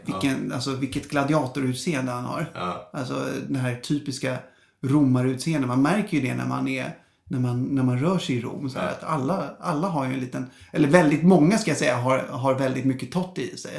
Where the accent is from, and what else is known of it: Stockholm, Stockholm County, Sweden; born or raised there